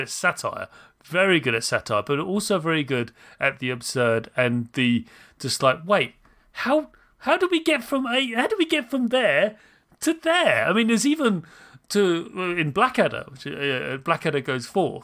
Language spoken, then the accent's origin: English; United Kingdom; I am British